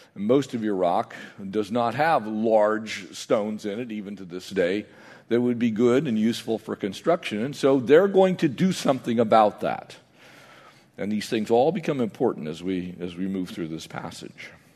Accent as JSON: {"language": "English", "area": "San Diego County", "region": "California", "country": "United States", "tie": "born or raised there", "said": "I grew up in San Diego County"}